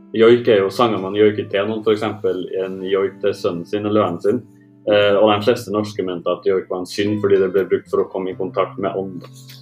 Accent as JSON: {"language": "Norwegian", "country": "Norway", "said": "Som nordmann"}